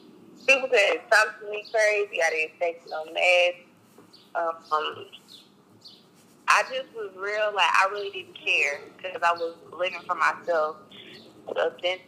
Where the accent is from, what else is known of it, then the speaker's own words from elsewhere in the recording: Kansas City, Missouri, United States; I'm from Kansas City, Missouri